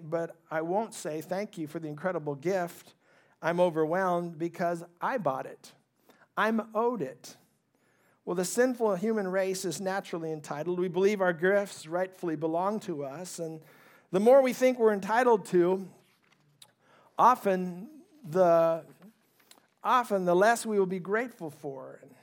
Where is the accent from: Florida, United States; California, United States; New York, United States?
California, United States; also born or lived in Ohio; we migrated to California when I was four years old. I grew up in a very middle-class family